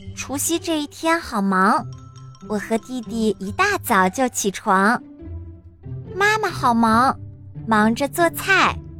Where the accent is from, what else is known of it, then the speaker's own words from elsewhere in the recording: China; 今天是大年三十儿，除夕夜，是我们中国人最重要的节日。